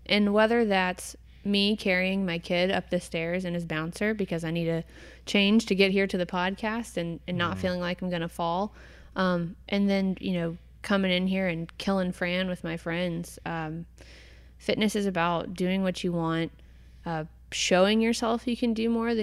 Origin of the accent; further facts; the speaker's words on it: Louisville, Kentucky, United States; moved away as an adult; now in Cincinnati, United States; Born and raised in Louisville, Kentucky